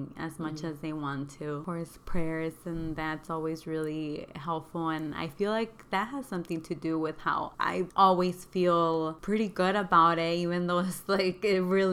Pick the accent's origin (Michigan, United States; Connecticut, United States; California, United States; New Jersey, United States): California, United States; Oceanside; also born or lived in Oaxaca, Mexico; I wasn't born there, but I grew up there